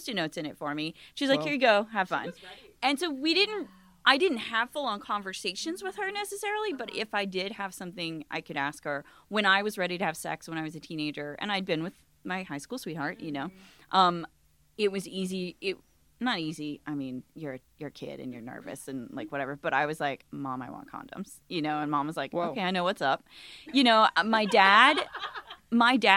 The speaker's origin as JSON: {"language": "English", "region": "the South", "country": "United States", "tie": "born or raised there", "said": "I grew up in the South in a small town"}